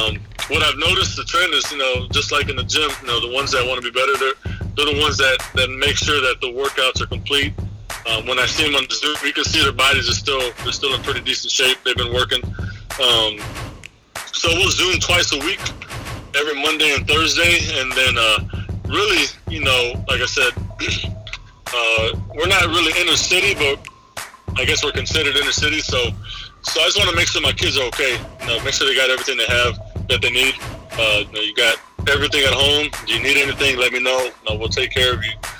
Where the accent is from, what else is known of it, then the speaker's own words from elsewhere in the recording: San Antonio, Texas, United States; I'm from the South